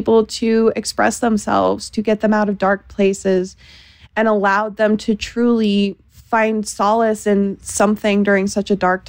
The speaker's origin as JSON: {"language": "English", "town": "Denver", "region": "Colorado", "country": "United States", "said": "I am from Denver, Colorado, and I'm on Planet Classroom."}